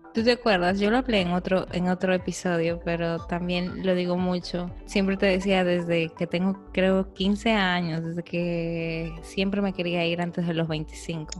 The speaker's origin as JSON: {"language": "Spanish", "country": "Peru", "moved": "yes", "said": "nosotros como peruanos"}